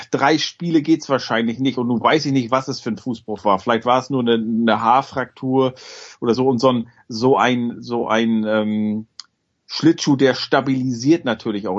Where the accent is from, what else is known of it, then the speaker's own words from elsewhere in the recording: Germany; wir uns als Deutsche